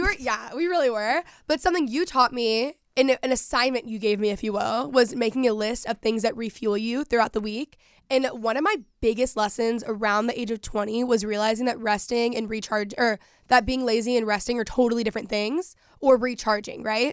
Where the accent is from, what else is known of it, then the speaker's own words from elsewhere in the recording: Texas, United States; moved away; growing up in Texas